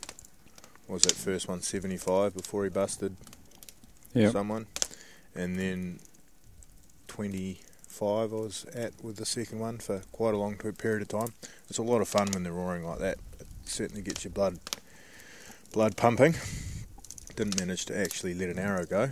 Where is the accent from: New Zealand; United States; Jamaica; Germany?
New Zealand; North Island; growing up in the North Island and hunting with Dad